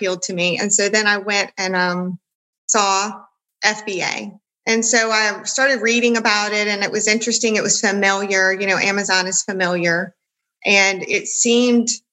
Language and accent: English; Louisiana, United States; I'm from Louisiana